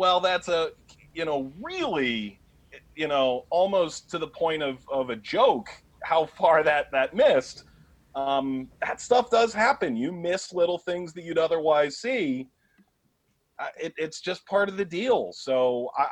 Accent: Cleveland, Ohio, United States; moved away as an adult; also born or lived in New York; I grew up in Cleveland

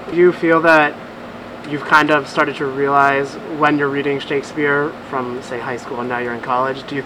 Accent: Scranton, Pennsylvania, United States; And uh, where are you from? Scranton, Pennsylvania.

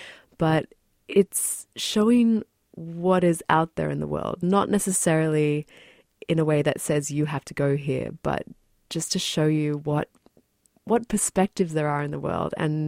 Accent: New Zealand; born there; when I was a kid, I was born in New Zealand and I visited with my family this place called the Waitomo Glowworm Caves.

